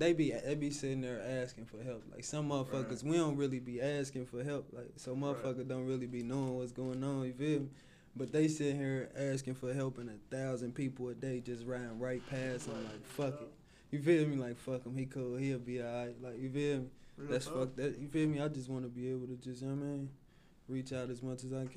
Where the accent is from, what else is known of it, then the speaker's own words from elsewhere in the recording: Cincinnati, Ohio, United States; West side Cincinnati. Yeah. I'm from South Fairmount.